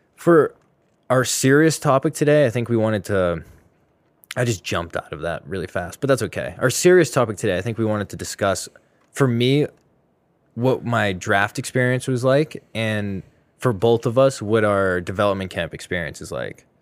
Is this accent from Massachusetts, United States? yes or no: yes; Boston, Massachusetts, United States; I'm from Mass, the Greater Boston